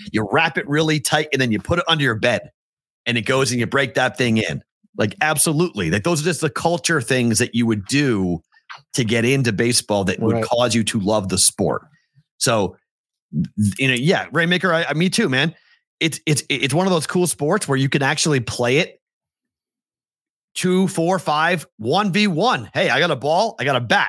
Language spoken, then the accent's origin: English; Massachusetts, United States; now in Las Vegas, United States; I came from a baseball town, my town has won multiple state championships in Mass.